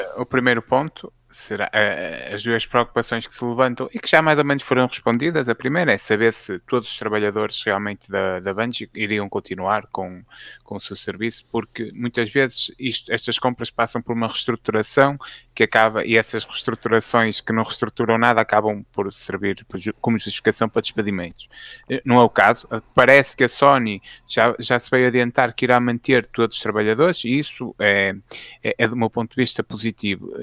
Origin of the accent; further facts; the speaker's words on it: Fafe, Norte, Portugal; eu sou de Faf, né? acho que eh, quem não souber fica a saber, até, mas que pelo sotaque notava-se